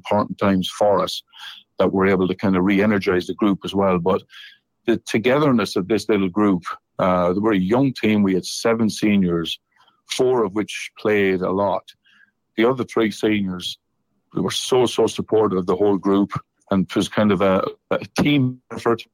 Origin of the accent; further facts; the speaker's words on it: Ireland; moved away as an adult; now in Nashville, United States; me being Irish